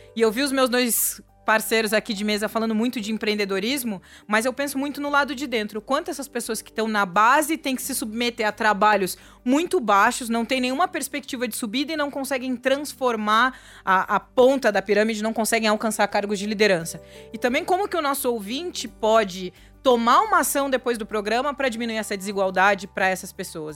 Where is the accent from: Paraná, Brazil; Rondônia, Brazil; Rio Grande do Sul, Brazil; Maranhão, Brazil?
Rio Grande do Sul, Brazil; interior of; now in São Paulo, Brazil; Eu que vim do interior do Rio Grande do Sul